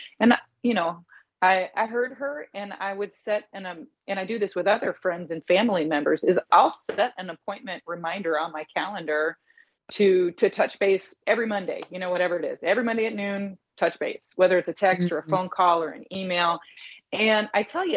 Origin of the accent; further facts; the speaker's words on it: Indianapolis, Indiana, United States; now in Los Angeles, United States; my friends and my teachers back in Indianapolis, my hometown.